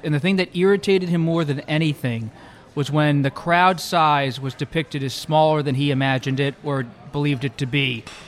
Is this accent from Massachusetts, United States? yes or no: no; Philadelphia, Pennsylvania, United States; I grew up in the Philadelphia area when Ed Rendell was mayor.